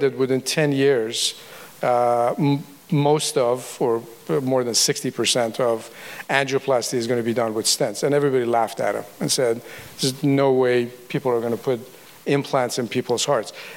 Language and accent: English; Iran; also born or lived in Tennessee, United States; now in United States; I'm a refugee from the Iran Revolution, basically. I came to the U.S. in 1978.